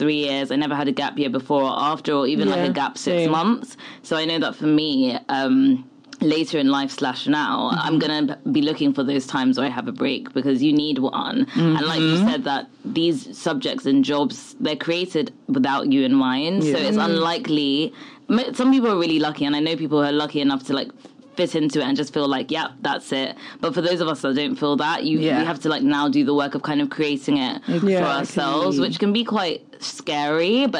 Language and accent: English; England, United Kingdom; So I grew up in England